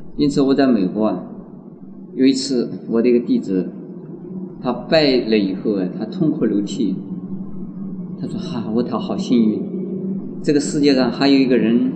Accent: China; 我们中国人呢，是这样子的一个人

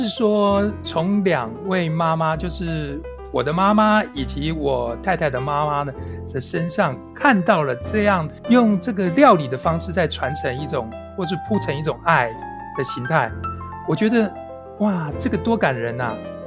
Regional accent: Lienchiang County, Taiwan; 酒糟我们都是从娘家搬来的啊，因为马祖人自己会酿酒糟，你知道，马祖人就是自己

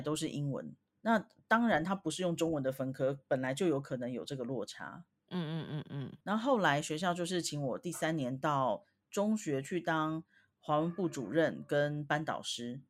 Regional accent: Taiwan; moved away; 我们台湾人

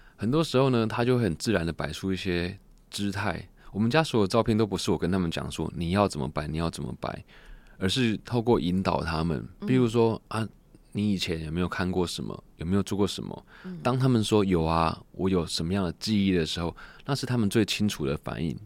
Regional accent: Taichung, Taiwan; 其实我们家在后里已经开了，今年是第七十一年的洗衣店

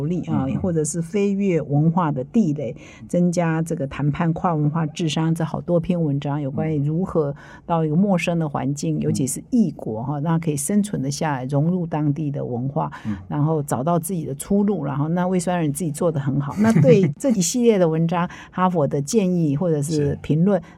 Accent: South Korea; Chinese is a second language; now in Taiwan; 我们韩国人没这样想，对

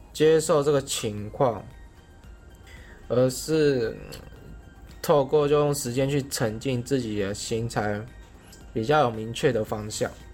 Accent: Keelung, Taiwan; moved away as an adult; 我的家乡在基隆。那基隆的孩子有着谦卑的特质在，在大学之前都在基隆读书，而自己本身又是一个家境清寒孩子出身

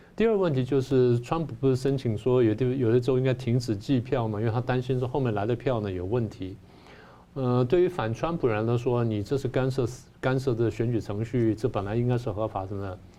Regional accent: Taiwan; 我们台湾人

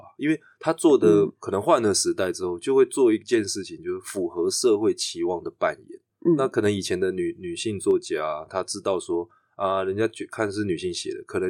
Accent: Chiayi, Taiwan; accent: Zhangzhou-leaning mixed Zhangzhou-Quanzhou; first language Taiwanese Hokkien; Chinese is a second language; moved away as an adult; 十八岁十九岁离开嘉义，然后后来就一年回去一次，

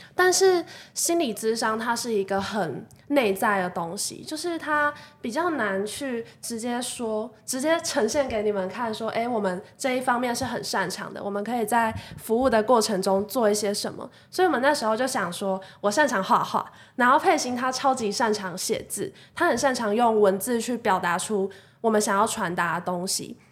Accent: Kaohsiung, Taiwan; moved away; also born or lived in Taipei; 我其实就是一个高雄人，只是我回到高雄蹲点这样子

